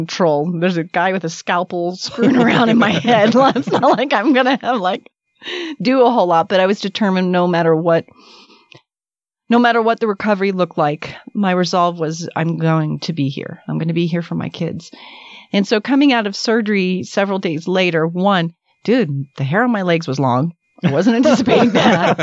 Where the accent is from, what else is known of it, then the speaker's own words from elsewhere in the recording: Miami, Florida, United States; moved away as an adult; now in Utah, United States; I'm from Miami